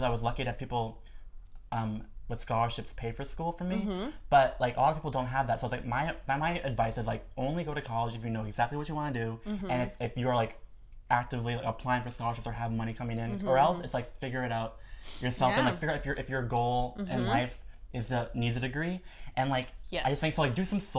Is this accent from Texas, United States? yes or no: no; Minnesota, United States; I'm from Minnesota